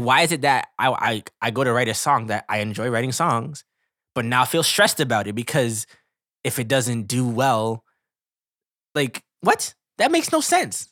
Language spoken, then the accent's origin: English; Canada; we're Canadian, but we live in North America